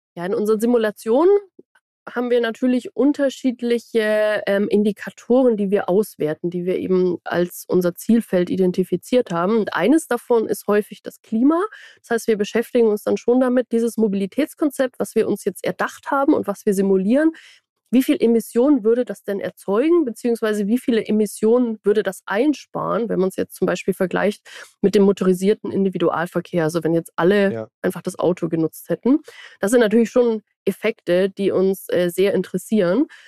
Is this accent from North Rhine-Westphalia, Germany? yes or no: no; Baden-Württemberg, Germany; now in Braunschweig, Germany; Ich komme ja aus Baden-Württemberg